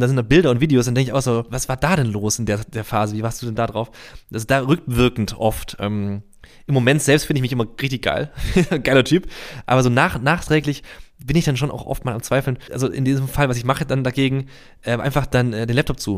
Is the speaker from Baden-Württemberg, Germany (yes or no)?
yes; Reutlingen, Baden-Württemberg, Germany; Das ist ja bei uns in der Nähe bei Tuttlingen. Ich komme aus Reutlingen, das ist so eine Stunde entfernt.